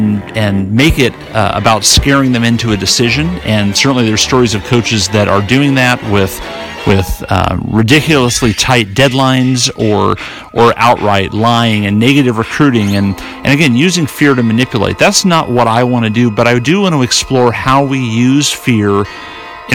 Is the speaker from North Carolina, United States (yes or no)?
yes; North Carolina, United States; my home state of North Carolina